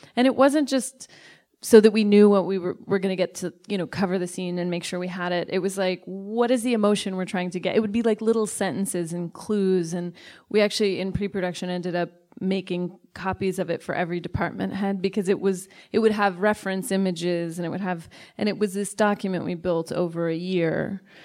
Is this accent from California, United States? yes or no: yes; Sacramento, California, United States; I am from Sacramento and I love it